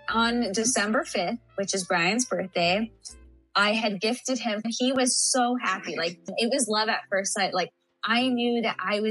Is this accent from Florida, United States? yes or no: no; San Antonio, Texas, United States; I am actually from San Antonio, Texas. I was born and raised in Texas.